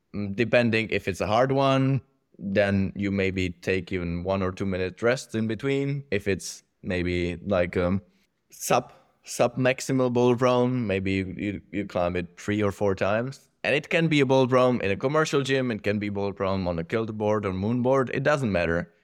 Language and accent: English; Czechia; growing up there